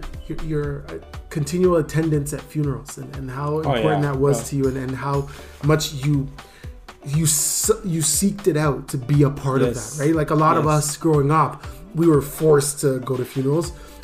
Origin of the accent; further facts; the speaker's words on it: Ghana; English is a second language; no matter if you were being belittled at school for being Ghanaian, for not being able to speak English properly, there was a place once a year that you could go